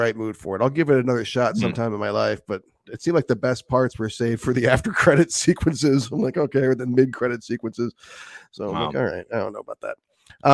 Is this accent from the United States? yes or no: yes; United States; I'm just American living my life.